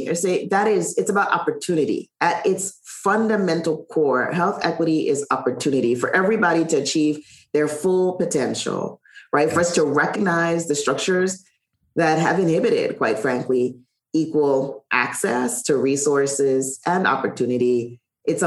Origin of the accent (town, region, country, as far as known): Charlotte Amalie, U.S. Virgin Islands; born or raised there; moved away